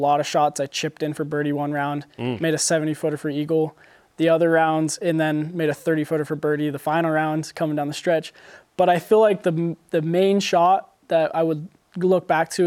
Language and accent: English; Highland, Utah, United States; growing up here, I'm from Highland, Utah, Lone Peak High School